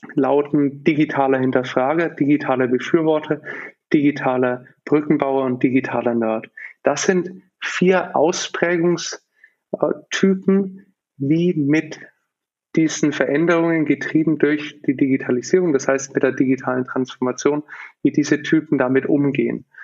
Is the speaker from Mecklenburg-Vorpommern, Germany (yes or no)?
no; Nuremberg, Bavaria, Germany; ich bin aufgewachsen in Nürnberg